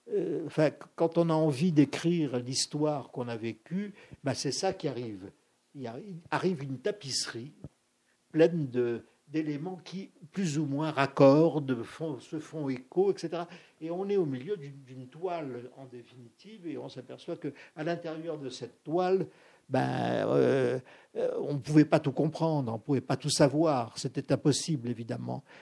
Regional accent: Algeria; parce que du cinéma, dans ma ville natale, il n'y en avait pas beaucoup.

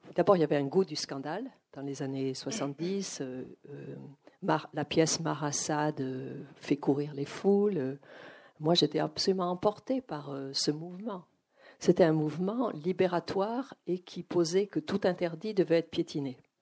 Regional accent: Arcachon, Nouvelle-Aquitaine, France; moved away as an adult; also born or lived in United States; je viens donc euh, d'Arcachon, d'un milieu où on ne lisait pas

